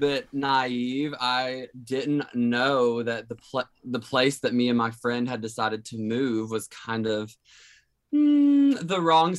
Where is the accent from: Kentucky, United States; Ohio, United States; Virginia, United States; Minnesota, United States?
Kentucky, United States; moved away as an adult; now in Nashville, United States; I grew up in Kentucky, but, moved to Nashville, like right at the top of the pandemic